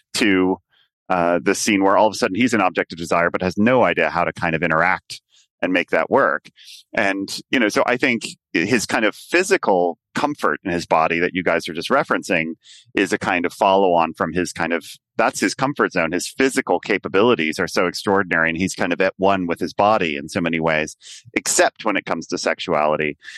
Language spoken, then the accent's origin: English; United States; moved away as an adult; now in London, United Kingdom; my sense of what being an American was